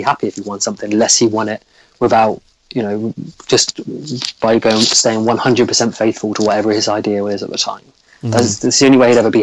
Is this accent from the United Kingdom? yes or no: yes; England, United Kingdom; I'm an Englishman